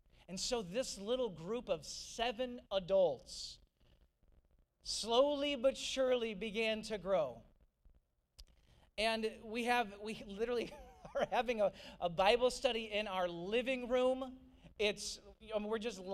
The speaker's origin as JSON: {"language": "English", "town": "St. Louis", "region": "Missouri", "country": "United States", "tie": "born or raised there", "also_born_or_lived": "Nashville, Tennessee", "moved": "as an adult", "lives_now": "Georgia, United States", "said": "I grew up in St. Louis. I'm a Midwesterner at heart, I'm Midwestern in skin"}